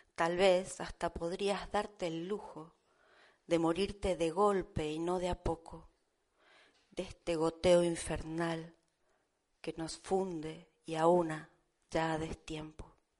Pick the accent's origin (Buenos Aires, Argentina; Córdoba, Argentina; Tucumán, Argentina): Buenos Aires, Argentina; now in Almería, Spain; Yo vine hace 30 años de Buenos Aires a vivir aquí